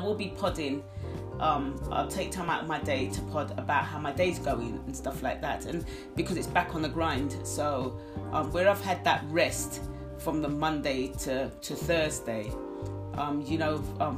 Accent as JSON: {"language": "English", "country": "United Kingdom", "said": "I don't class myself as Caribbean, I'm British"}